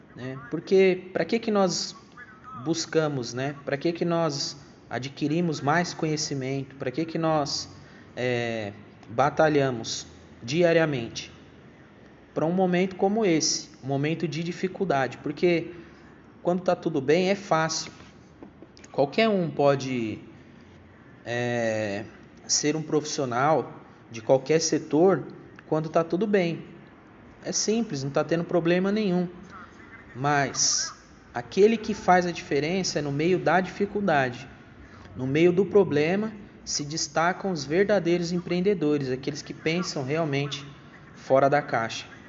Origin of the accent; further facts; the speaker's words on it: Brazil; nós, como, como brasileiros